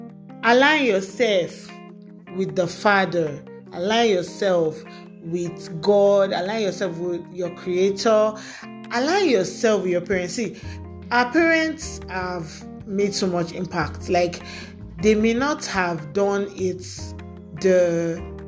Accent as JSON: {"language": "English", "country": "Nigeria", "said": "I'm a Nigerian girl with sense"}